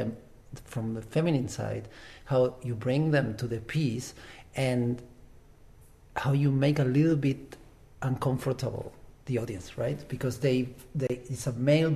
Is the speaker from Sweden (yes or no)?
no; Uruguay; moved away; also born or lived in Germany; I come from Uruguay. I also lived in Germany for a while, so I have these two backgrounds